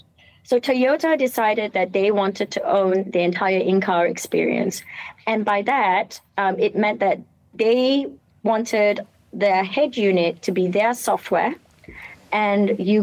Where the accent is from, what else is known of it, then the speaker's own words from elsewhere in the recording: Malaysia; accent: British; I am Malaysian. I know you hear a British accent, and but I'm Malay, Chinese, Indian, and Portuguese. So Peranakan and Manyonya. And I'm sure my Manglish will come out at some point.